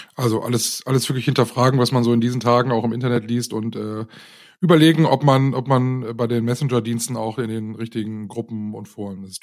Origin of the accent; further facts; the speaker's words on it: North Rhine-Westphalia, Germany; bei uns in NRW